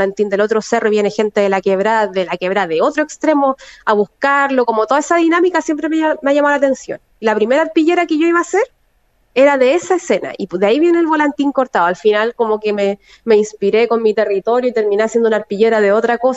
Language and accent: Spanish; Valparaíso, Chile; No, a mi familia en realidad acá en Valparaíso, yo soy mitad porteña y mitad sureña en realidad, tengo la mitad de mi familia